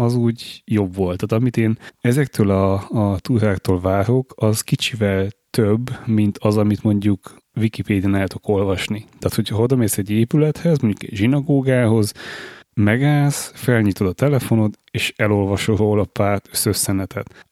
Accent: Budapest, Hungary; magyarok vagyunk, és, és ráadásul budapestiek

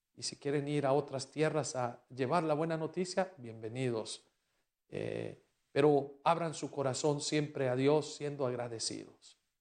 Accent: Mexico; now in United States

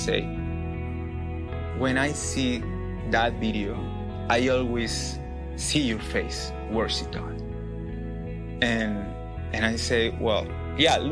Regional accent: Peru; English is a second language; moved away as an adult; now in Tennessee, United States; I'm from Peru. I lived there almost my life because I'm here just a couple years in Tennessee

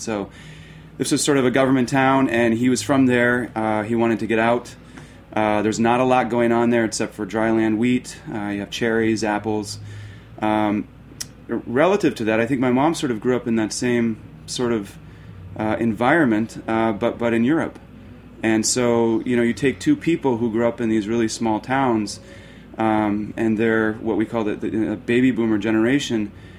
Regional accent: Arizona, United States; born there; Long story short, I think I was an accident in Mexico. I was born in Arizona

